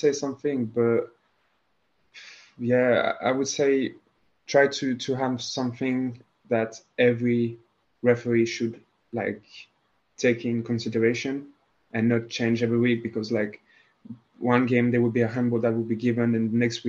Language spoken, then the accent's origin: English; French-speaking Switzerland, Romandy, Switzerland; I'm from the French part in Switzerland. Like we all speak French